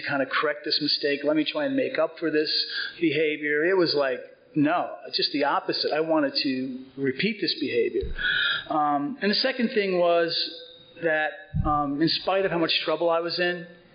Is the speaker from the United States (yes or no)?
yes; Cedar Grove, New Jersey, United States; also born or lived in Four Hills, New Jersey; I grew up in Cedar Grove, right over the hill, and I graduated from Cedar Grove High School in '69